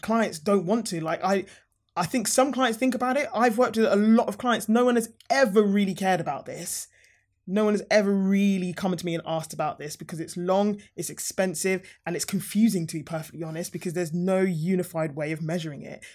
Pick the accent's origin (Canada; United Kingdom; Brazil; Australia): United Kingdom; Harrow, London; I'm a Harrow girl. Like, I've lived in Harrow, I grew up in Harrow